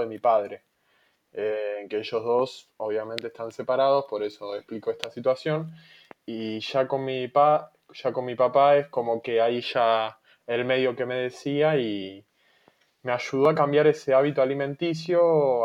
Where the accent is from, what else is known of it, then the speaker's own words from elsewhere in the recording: Buenos Aires, Argentina; moved away as an adult; also born or lived in Mar del Plata; yo siempre viví en Buenos Aires, me fui a vivir a, Mar de Plata, en la provincia de Buenos Aires